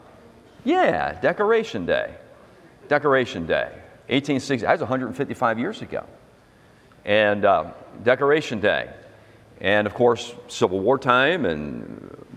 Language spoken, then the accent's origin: English; United States; I'm an American